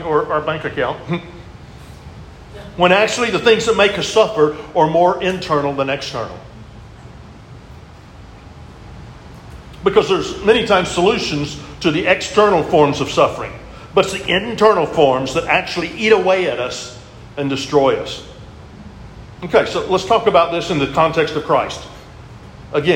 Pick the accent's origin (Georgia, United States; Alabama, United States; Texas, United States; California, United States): Texas, United States; I'm a Texan